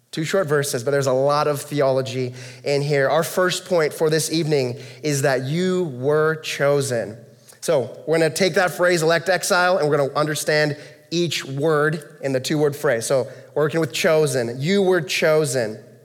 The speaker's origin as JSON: {"language": "English", "country": "United States", "said": "I'm American"}